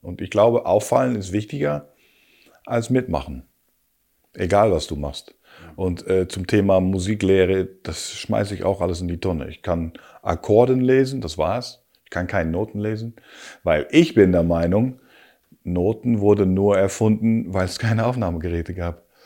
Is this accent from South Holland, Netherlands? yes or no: yes; Rotterdam, South Holland, Netherlands; also born or lived in Hamburg / Hanover; now in Berlin, Germany; ich bin natürlich Haferjung, ich komme aus Rotterdam